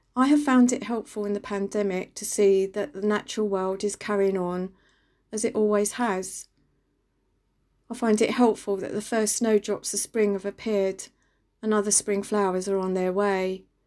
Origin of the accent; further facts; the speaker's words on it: London, United Kingdom; moved away as an adult; I grew up in East London and only recently became a country girl